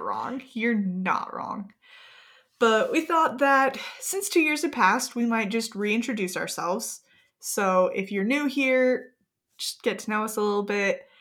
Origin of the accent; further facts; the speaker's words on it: Gilbert, Arizona, United States; I grew up in Gilbert, Arizona with my wonderful, amazing, beautiful, fantastic siblings.